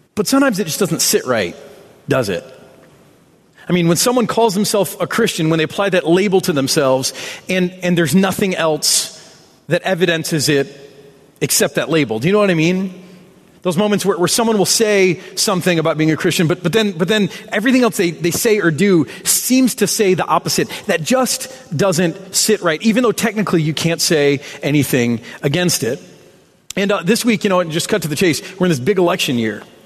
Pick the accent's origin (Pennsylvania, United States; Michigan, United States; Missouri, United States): Michigan, United States; I'm from Michigan. We claim road rage as a birthright.